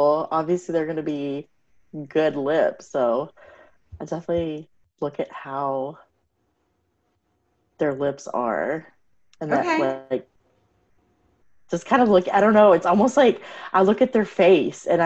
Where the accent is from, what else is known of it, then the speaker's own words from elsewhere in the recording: Texas, United States; My parents are from India. I was born and raised in Texas